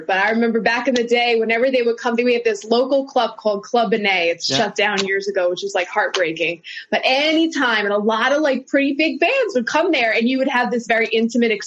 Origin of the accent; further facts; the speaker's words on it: Sayreville, New Jersey, United States; now in Piscataway, United States; I currently live in Piscataway, New Jersey, which is all of 20 minutes from where I grew up